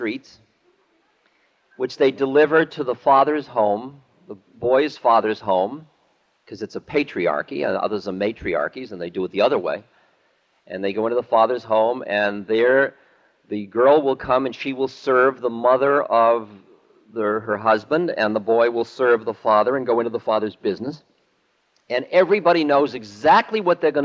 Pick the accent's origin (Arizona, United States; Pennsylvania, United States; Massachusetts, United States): Massachusetts, United States; Boston; also born or lived in New Hampshire; When I was growing up in Boston